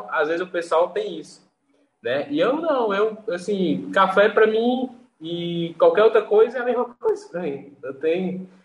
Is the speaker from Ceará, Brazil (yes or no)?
yes; Fortaleza, Ceará, Brazil; Eu, eu sou aqui do Nordeste, aqui, né? Fortaleza, Ceará.